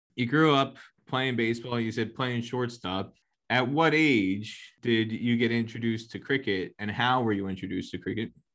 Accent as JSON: {"language": "English", "country": "United States", "tie": "born or raised there", "said": "I grew up in New York, New Jersey"}